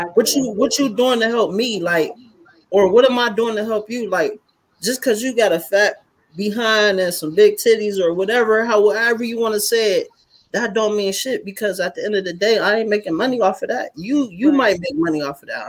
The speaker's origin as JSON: {"language": "English", "town": "Youngstown", "region": "Ohio", "country": "United States", "moved": "yes", "lives_now": "Farrell, United States", "said": "I'm from Youngstown, but I live in uh, Farrell, PA"}